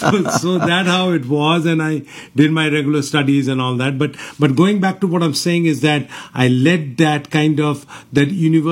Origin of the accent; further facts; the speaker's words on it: Kolkata, West Bengal, India; now in Houston, United States; So I was born in Kolkata. Kolkata, okay. Yeah, all my life I was in Kolkata out there. Like, you know, I went to St. Joseph's and Xavier's.